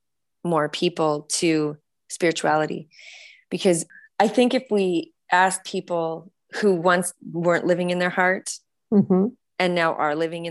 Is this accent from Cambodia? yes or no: no; Canada; also born or lived in California; now in United States; for myself as a Canadian, when I moved down to the US